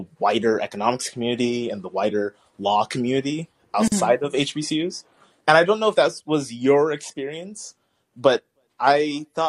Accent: Texas, United States; I grew up in Texas

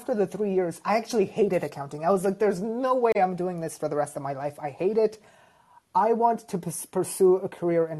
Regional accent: Toronto, Ontario, Canada; Grew up in Toronto, went to school here as well

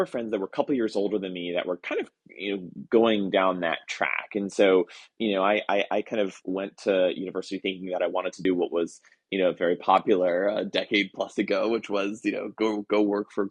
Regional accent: New Jersey, United States; moved away as an adult; also born or lived in Boston; I grew up in New Jersey, went to school kind of in Boston

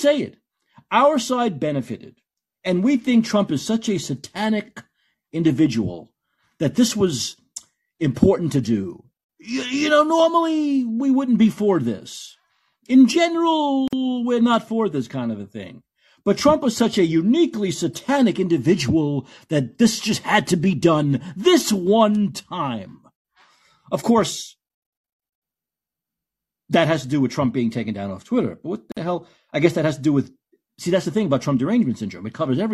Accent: New York, United States; I'm from New York

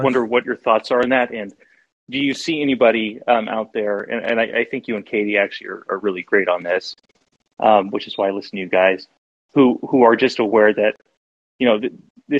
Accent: Pacific Northwest, United States; I'm from the Pacific Northwest

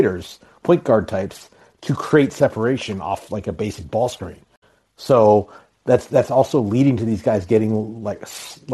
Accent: Anchorage, Alaska, United States; now in Milwaukee, United States; I live outside Milwaukee now. I'm originally from Anchorage, Alaska

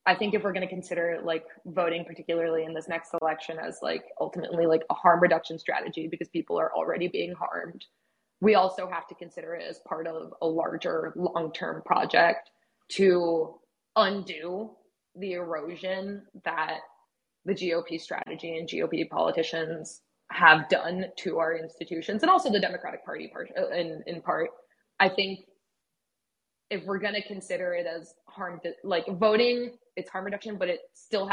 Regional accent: Mexico; also born or lived in United States; I am also from Mexico

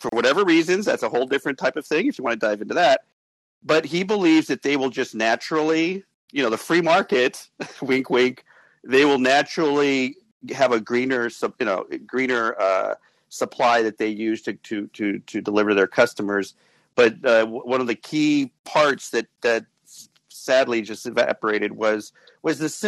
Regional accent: Las Vegas, Nevada, United States; moved away as an adult; also born or lived in Tempe, Arizona / Mesa, Arizona; I grew up in Vegas

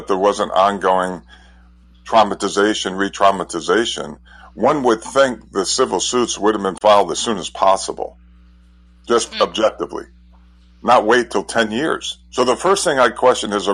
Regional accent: United States; I grew up in New York, Connecticut

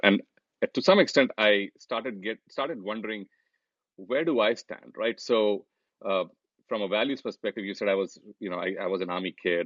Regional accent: India; moved away as an adult; now in United States; when we were growing up in India

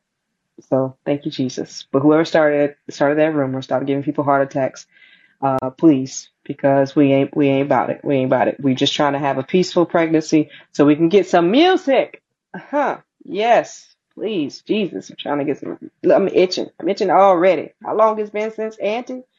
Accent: St. Louis, Missouri, United States; I was born in Missouri. I was born in St. Louis. My family was born in St. Louis.

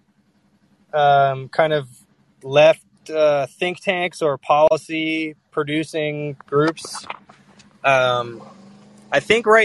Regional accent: Seattle, Washington, United States; I'm from Seattle.

